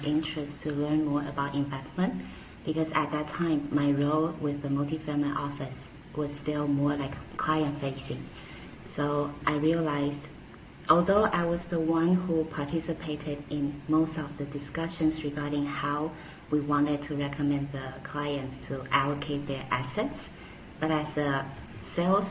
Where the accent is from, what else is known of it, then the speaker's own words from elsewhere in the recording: Taiwan; moved away as an adult; also born or lived in Hong Kong; now in Taipei, Taiwan; go back to Taiwan as Taiwanese